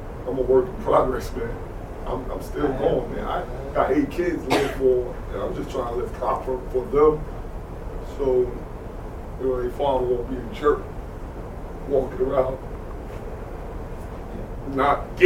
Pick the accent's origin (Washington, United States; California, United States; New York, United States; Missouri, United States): New York, United States; I'm from New York